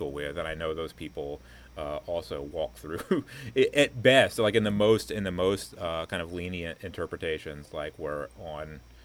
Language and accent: English; Destin, Florida, United States; now in Kyoto, Japan; when I was growing up in Destin